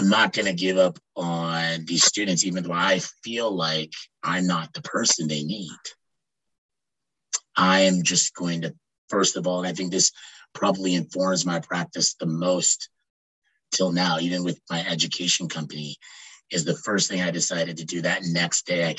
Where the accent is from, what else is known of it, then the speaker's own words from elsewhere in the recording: Ontario, Canada; also born or lived in Quebec; I came back to where I grew up in Ontario